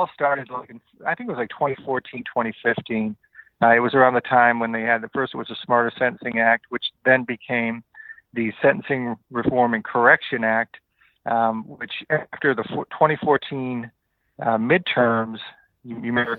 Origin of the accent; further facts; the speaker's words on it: Worcester, Massachusetts, United States; I grew up in Worcester, Massachusetts